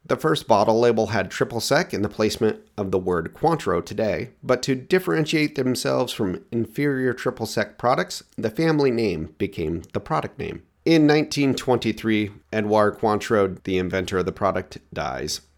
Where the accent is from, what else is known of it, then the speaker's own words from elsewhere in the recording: Oregon, United States; my home state of Oregon